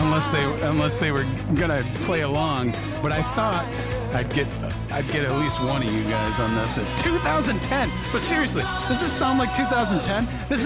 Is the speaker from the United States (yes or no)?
no; Canada; So, yeah, …. Being Canadian, I would assume this song's about hockey.